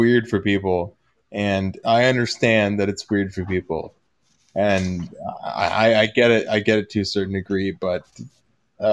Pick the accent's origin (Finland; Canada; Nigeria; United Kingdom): Canada; Ontario; we're both Ontarians